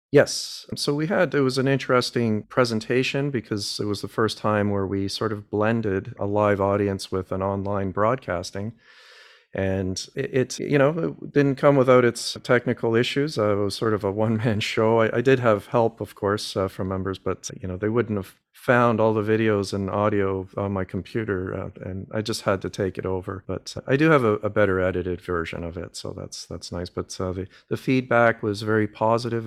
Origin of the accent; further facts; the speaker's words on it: Canada; I'm a Canadian boy, born and raised